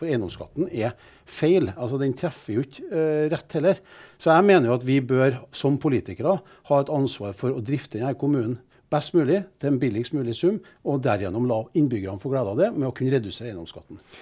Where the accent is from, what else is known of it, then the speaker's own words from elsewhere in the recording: Trondheim, Trøndelag, Norway; Vi er trondhjemmere, vi er stolte av byen.